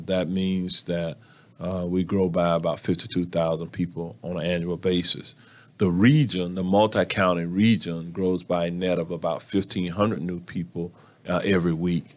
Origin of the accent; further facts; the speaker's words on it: Orlando, Florida, United States; I was born and raised right here in Orlando.